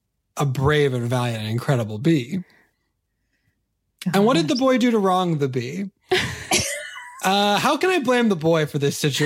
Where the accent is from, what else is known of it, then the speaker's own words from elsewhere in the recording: California, United States; Okay. You and I are both California kids.